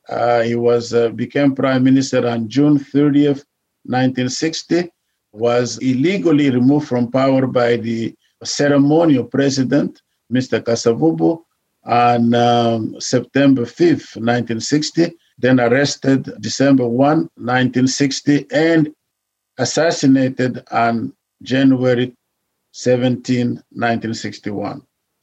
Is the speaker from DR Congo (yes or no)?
yes; DR Congo; now in United States; Well, I'm from the Congo. I grew up in the Congo when he started fighting for independence.